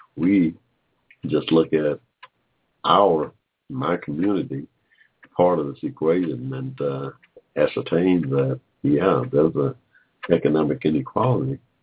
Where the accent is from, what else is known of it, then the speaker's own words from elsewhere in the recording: Georgia, United States; we're from Georgia, my family's from Georgia